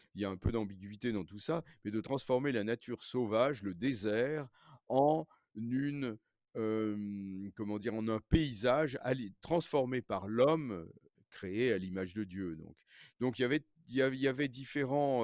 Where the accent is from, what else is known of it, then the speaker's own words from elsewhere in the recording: Paris, Île-de-France, France; je suis né à Paris, j'ai grandi à Paris